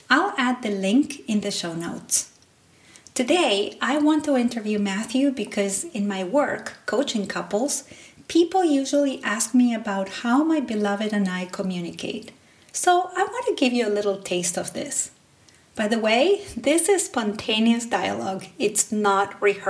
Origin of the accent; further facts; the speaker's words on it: Salta, Argentina; first language Spanish; English is a second language; moved away as an adult; now in United States; I grew up in the north of Argentina in a small city called Salta.